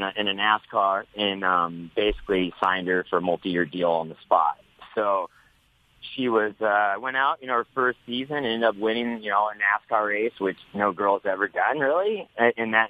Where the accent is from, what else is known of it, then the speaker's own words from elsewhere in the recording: Nebraska, United States; moved away as an adult; now in Temecula, United States; I grew up in Nebraska